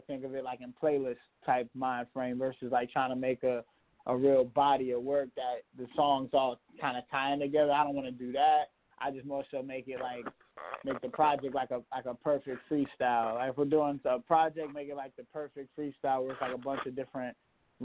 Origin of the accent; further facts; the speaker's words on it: Pittsburgh, Pennsylvania, United States; I'm from Pittsburgh